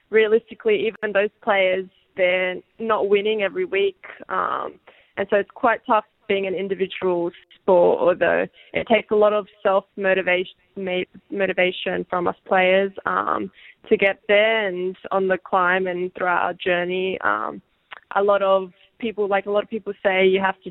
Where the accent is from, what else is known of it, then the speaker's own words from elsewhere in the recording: Sydney, New South Wales, Australia; at home in Sydney